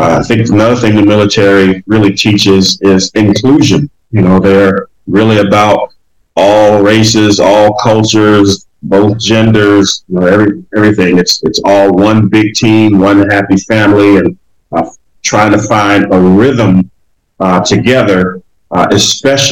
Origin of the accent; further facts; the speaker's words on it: Detroit, Michigan, United States; also born or lived in Orlando, Florida; I was born in Orlando, Florida, and actually raised in Detroit, Michigan. And so that's why I always say I'm from Detroit, because I was an infant when my parents moved us up to Detroit